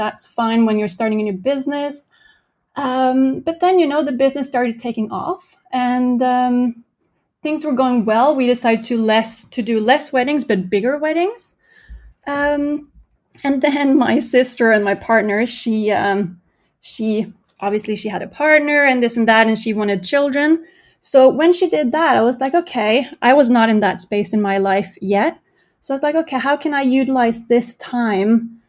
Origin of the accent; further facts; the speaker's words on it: Norway; moved away as an adult; also born or lived in Denmark / United States; I grew up in Norway.